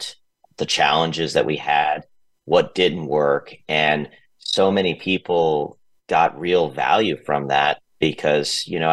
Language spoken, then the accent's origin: English; Atlanta, Georgia, United States; moved away as an adult; also born or lived in San Francisco; I grew up in Atlanta. I started my career in Atlanta